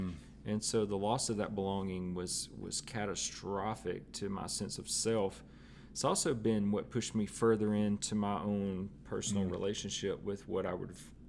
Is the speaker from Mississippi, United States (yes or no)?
yes; Tupelo, Mississippi, United States; now in Nashville, United States; No, Tupelo.